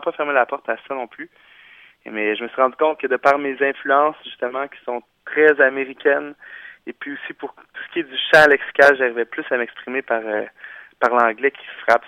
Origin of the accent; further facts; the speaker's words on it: Laurentides, Quebec, Canada; on vient toute de la région des, Laurentides, euh, la plupart euh, de Mont-Tremblant ou encore la Conception, Saint-Donat, dans ces environs-là